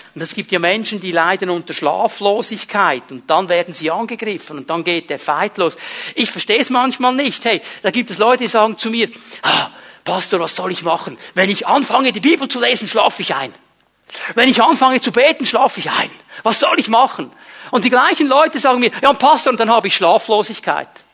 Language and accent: German; Switzerland; auch bei uns in der Schweiz